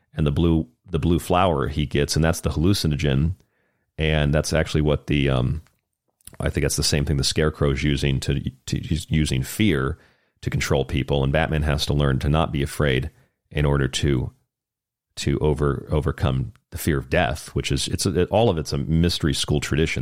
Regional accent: Florida, United States; Saint Augustine, Florida, actually, my home state

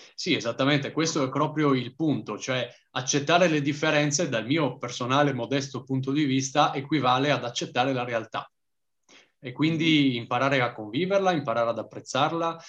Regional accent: Trieste, Friuli-Venezia Giulia, Italy; io sono di Trieste

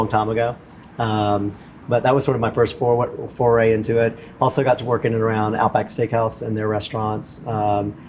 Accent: New Orleans, Louisiana, United States; I'm a native of New Orleans, born and raised in New Orleans

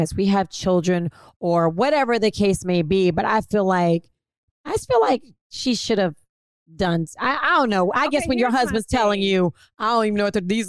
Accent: Dallas, Texas, United States; Girl, I'm from Oak Cliff. I'm from Oak Cliff, Texas.

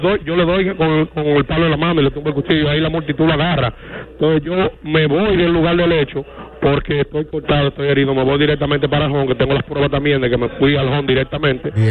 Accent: El Embrujo III, Santiago, Dominican Republic; la comunidad de donde yo nací donde yo me crié

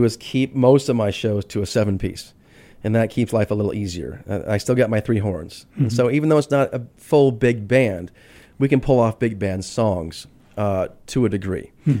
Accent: Inland Empire, Southern California, United States; also born or lived in Pomona, California; now in Phoenix, United States; No, I grew up in Southern California.

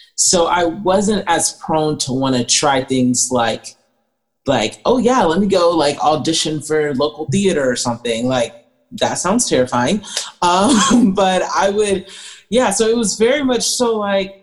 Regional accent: Atlanta, Georgia, United States; I grew up in Atlanta, Georgia area.

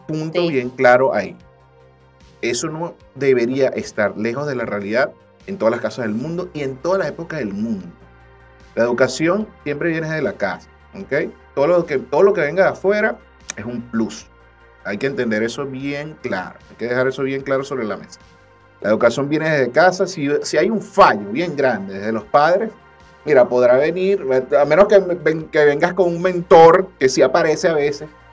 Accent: Venezuela; nuestra perspectiva como venezolanos

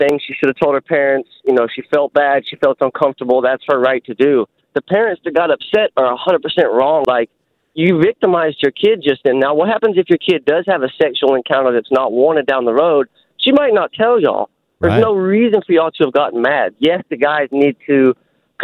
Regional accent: Alabama, United States; moved away as an adult; now in Fremont, United States; I'm from Alabama

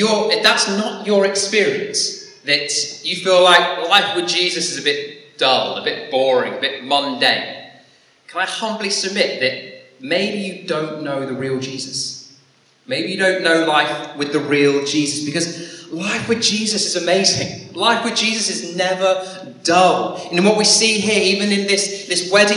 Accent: Dorset, South West England, United Kingdom; also born or lived in Salford / Lancaster; now in Blackpool, United Kingdom; a boy growing up in Dorset

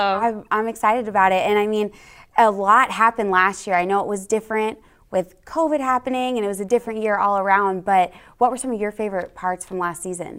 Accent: San Francisco Bay Area, California, United States; moved away as an adult; also born or lived in Arizona / Texas; I'm from California, the San Francisco Bay Area. Born and raised there

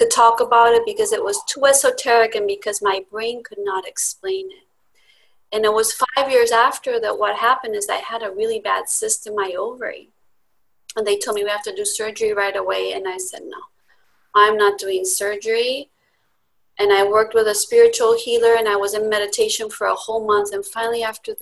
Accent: Spain; moved away as an adult; now in Laguna Beach, United States; I grew up in Spain, and I did my first year of architecture school there

